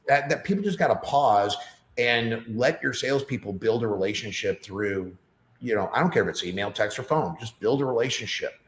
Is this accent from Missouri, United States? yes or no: yes; St. Louis, Missouri, United States; moved away as an adult; now in Nashville, United States; I don't want to leave St. Louis. I love, you know, it's just my my hometown.